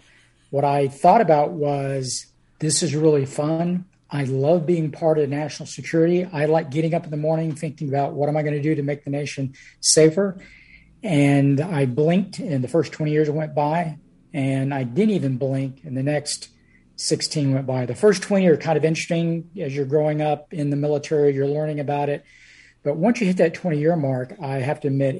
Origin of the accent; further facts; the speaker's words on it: North Carolina, United States; I'm originally from North Carolina